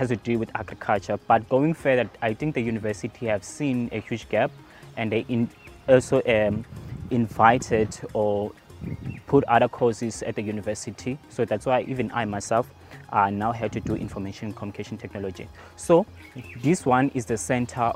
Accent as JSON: {"language": "English", "area": "Komatipoort", "region": "Mpumalanga", "country": "South Africa", "tie": "born or raised there", "moved": "as an adult", "lives_now": "Mbombela, South Africa", "said": "Originally, I'm coming from Komazi, which is where I'm born, so it's a rural area."}